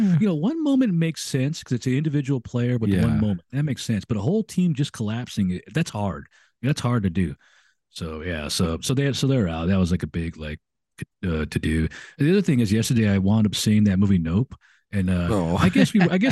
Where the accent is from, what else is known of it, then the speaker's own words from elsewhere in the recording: United States; I'm an American